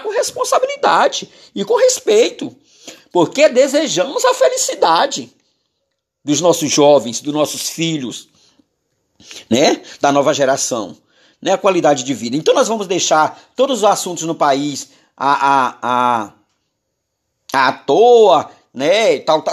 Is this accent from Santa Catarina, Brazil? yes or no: no; Maranhão, Brazil; eu sou maranhense